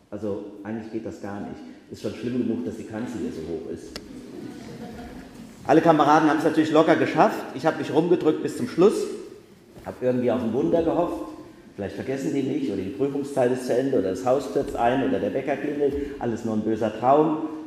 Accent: Bacharach, Rhineland-Palatinate, Germany; als ich Jugendfeuerwehrmann war, in meinem Heimatort Bacharach.

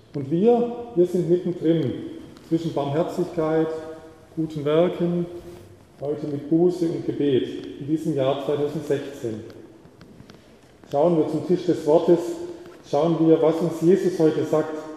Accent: the South, Southern Germany, Germany; moved away; bei uns im Süden

